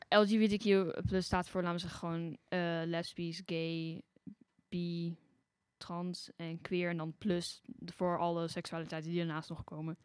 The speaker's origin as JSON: {"language": "Dutch", "town": "Arnhem", "region": "Gelderland", "country": "Netherlands", "said": "ik kom uit Arnhem"}